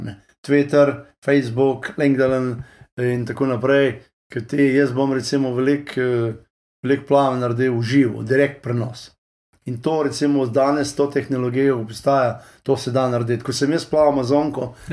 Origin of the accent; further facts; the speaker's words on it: Lower Carniola, Slovenia; moved away as an adult; also born or lived in Texas, United States; now in United States; dolenci smo tako, uh, smo tak, dobro srčen narod odprti